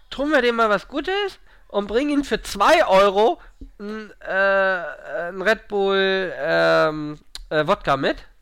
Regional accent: Northern Germany, Germany; als Norddeutscher mag man aber saure, das trinkt man bei euch gar nicht, oder?

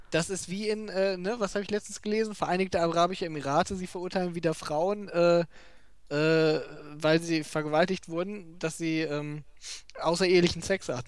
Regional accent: Germany; dazu äußere ich mich als Deutscher

